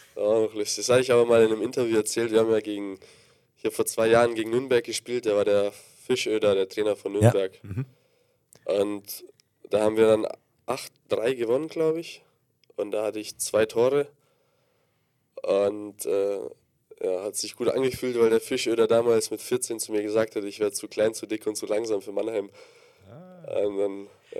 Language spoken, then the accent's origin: German; Gdańsk, Pomeranian Voivodeship, Poland; moved away; Ich bin geboren, ja, ich komme jetzt nicht aus der Fabrik, äh, in Danzig in Polen